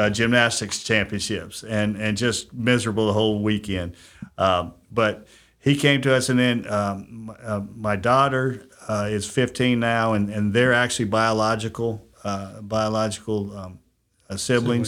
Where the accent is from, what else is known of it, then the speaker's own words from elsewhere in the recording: Huntsville, Alabama, United States; also born or lived in California; I grew up in Huntsville, went to Grissom High School